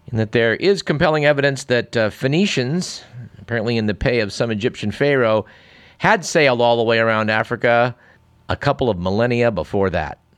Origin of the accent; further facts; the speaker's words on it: Canada; No, I, am not American, I'm, I'm from Canada.